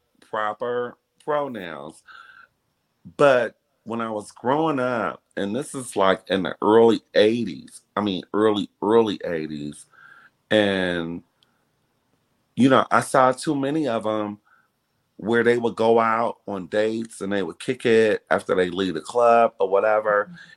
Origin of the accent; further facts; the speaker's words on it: Detroit, Michigan, United States; back in the day when I was growing up in Detroit, because that's where I grew up. I grew up in Detroit.